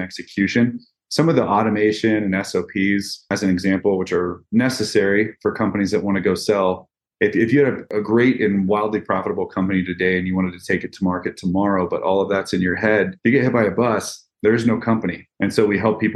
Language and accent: English; Midwest, United States; I'm from the Midwest originally in the States here. My family farmed.